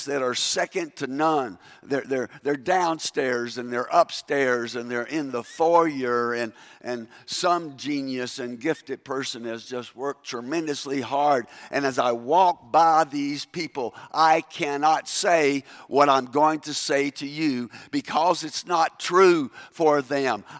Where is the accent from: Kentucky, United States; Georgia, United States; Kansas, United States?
Kentucky, United States; accent: Kentucky English; first language English; moved away as an adult; also born or lived in South Africa; Kentucky English